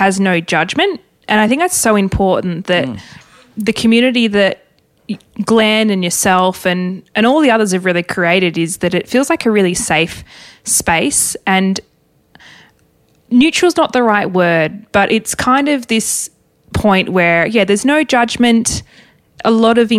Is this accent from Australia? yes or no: yes; Tasmania, Australia; Growing up in Tassie, I didn't realise that it's probably not normal to have a property where you see the water